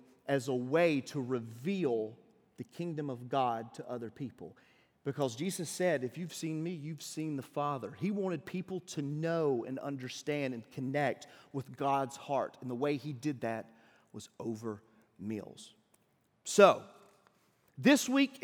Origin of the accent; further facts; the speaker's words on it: Deep South, United States; I don't know if you can tell by my accent, but I'm from the deep south